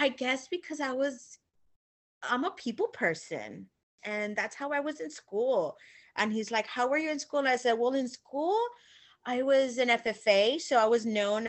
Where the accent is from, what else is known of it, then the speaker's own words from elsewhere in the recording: Illinois, United States; now in Texas, United States; I grew up in Illinois and I moved down to Texas